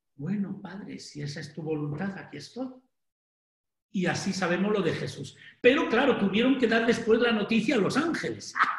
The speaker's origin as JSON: {"language": "Spanish", "town": "Sanchidrián", "region": "Castile and León", "country": "Spain", "tie": "born or raised there", "moved": "yes", "said": "Soy de, Ávila"}